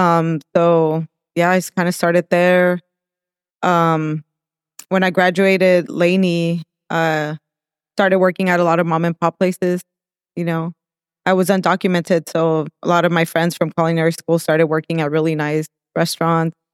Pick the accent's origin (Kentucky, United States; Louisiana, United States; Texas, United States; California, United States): California, United States; El Monte; also born or lived in Mexico / Whittier, California; And then we moved to El Monte, so that's where I really, that's where I grew up, El Monte